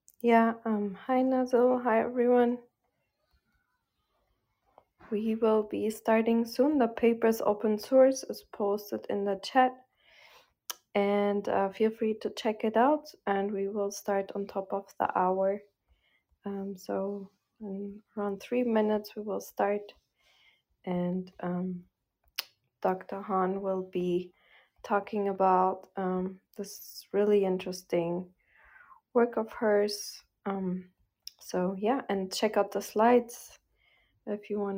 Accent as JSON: {"language": "English", "country": "Portugal", "also_born_or_lived": "North Carolina / Boston", "moved": "as an adult", "lives_now": "New York, United States", "said": "moved back to, you know, my home country, Portugal"}